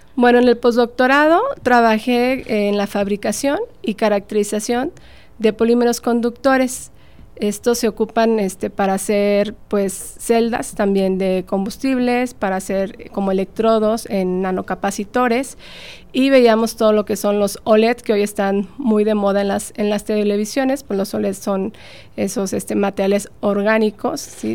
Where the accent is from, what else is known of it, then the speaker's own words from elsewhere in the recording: Tampico, Tamaulipas, Mexico; moved away as an adult; also born or lived in Saltillo, Coahuila / Madrid, Spain; emigré de, mi ciudad natal, de Tampico, me fui a estudiar a Saltillo